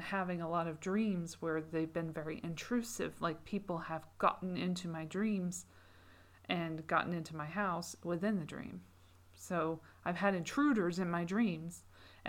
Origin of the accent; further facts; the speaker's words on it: United Kingdom; As a Brit